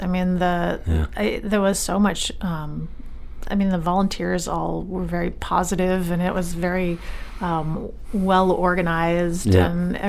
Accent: Yarmouth, Maine, United States; also born or lived in Portland, Maine; I grew up in Yarmouth, and I lived in Portland briefly

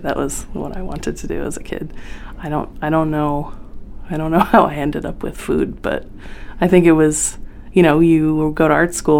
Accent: Wiscasset, Maine, United States; Wiscasset's a strange little town. I mean, they've been in the news lately, but it was very different when I was there. It was a really lovely place

